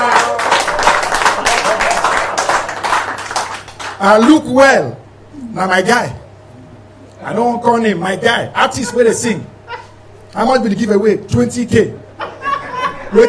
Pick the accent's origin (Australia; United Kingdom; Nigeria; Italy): Nigeria; Anambra; I'm from Anambra State, I'm Igbo